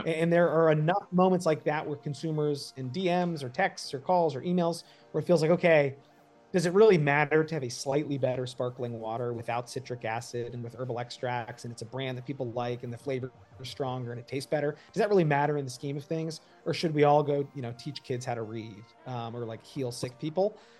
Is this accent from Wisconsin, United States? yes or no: no; outside New York, United States; I grew up outside New York